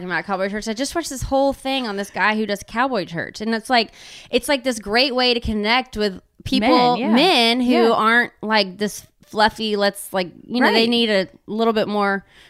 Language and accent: English; Texas, United States; You know, I'm from Texas.